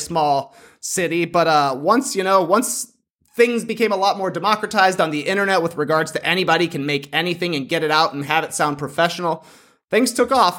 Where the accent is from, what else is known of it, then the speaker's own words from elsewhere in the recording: Plano, Illinois, United States; moved away; also born or lived in Toronto; I grew up in a tiny town, Plano, Illinois.